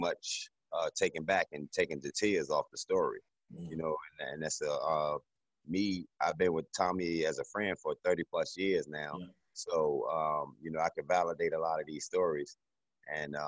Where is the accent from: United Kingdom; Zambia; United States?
United States; Newport News, Virginia; now in Charlotte, United States; I'm from Newport News, Virginia.